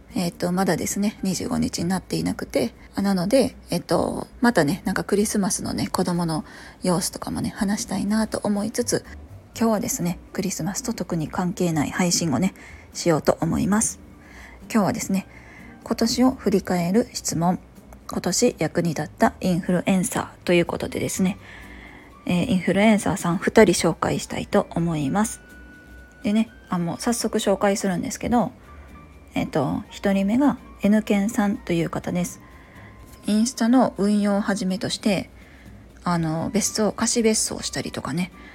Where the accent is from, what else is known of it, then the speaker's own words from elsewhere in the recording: Kansai, Japan; 同じ関西人だからかね